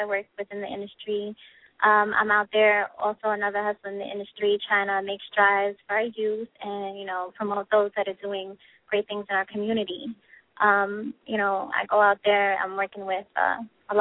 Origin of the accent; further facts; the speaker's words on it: Mount Vernon, New York, United States; I am also from Mount Vernon